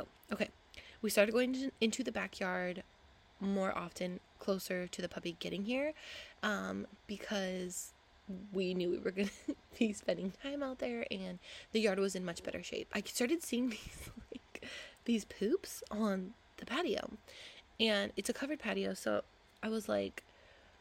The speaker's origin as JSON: {"language": "English", "town": "Huntington Beach", "region": "California", "country": "United States", "tie": "born or raised there", "moved": "yes", "said": "I grew up in Huntington Beach"}